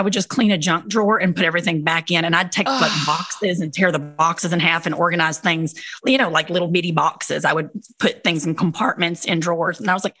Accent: Cumberland Gap, Kentucky, United States; I'm from the Cumberland Gap. So I'm from the real, like where Daniel Boone came through. Y'all look it up. It's tiny. And so we're country people.

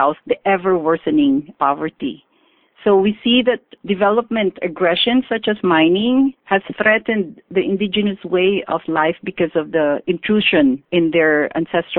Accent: Philippines; moved away as an adult; now in Canada; I come from the Philippines and migrated to Canada almost two decades ago. I see that I'm a Filipina by birth, a Canadian by naturalization

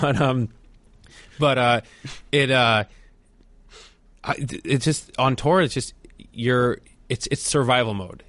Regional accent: New Jersey, United States; I'm from New Jersey

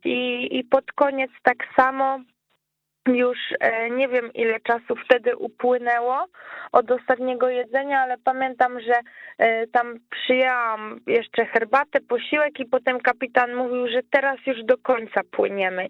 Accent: Łódź, Łódź Voivodeship, Poland; ja jestem z Łodzi

